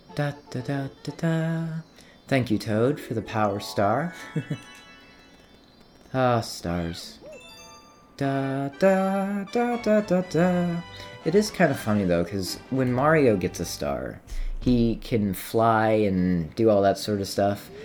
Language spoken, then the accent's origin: English; United States; I grew up in America, was born in America